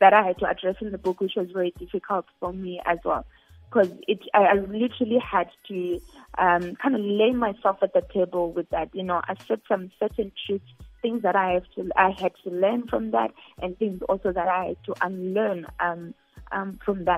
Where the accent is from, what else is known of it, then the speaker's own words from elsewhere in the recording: Zimbabwe; I come from Zimbabwe